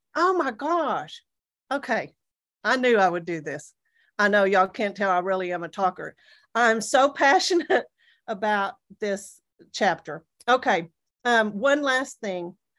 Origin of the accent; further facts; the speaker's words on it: Amarillo, Texas, United States; moved away as an adult; I'm from the Panhandle of Texas